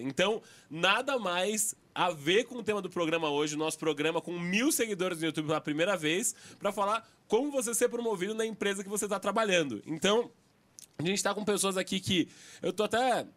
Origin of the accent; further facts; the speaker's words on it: São Paulo, Brazil; accent: paulista; Único paulista. Então, meu sotaque tá. tá assim, o pior da mesa aqui, o mais anasalado